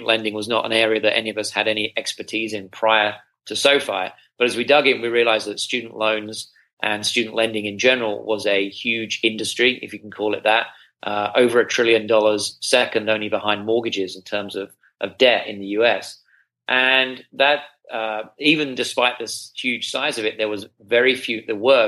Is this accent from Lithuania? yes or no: no; United Kingdom; moved away as an adult; also born or lived in Singapore / China; now in United States; as you may be able to detect from my accent, I'm not from around these parts. I'm from the UK